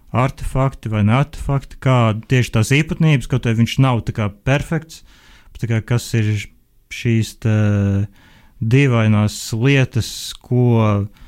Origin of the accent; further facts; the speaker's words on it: Liepāja, Latvia; es pats esmu no Liepājas